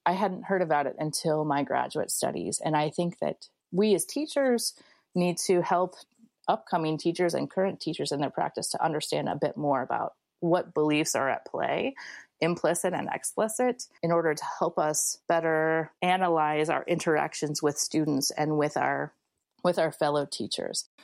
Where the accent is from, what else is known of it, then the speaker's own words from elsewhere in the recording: Springfield, Illinois, United States; my middle class life growing up in Springfield, Illinois